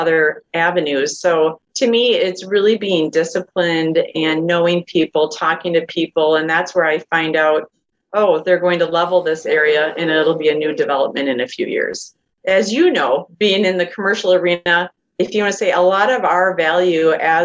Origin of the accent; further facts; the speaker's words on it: Madison, Wisconsin, United States; I actually am born and raised in the Madison area. So I've been here over 40 years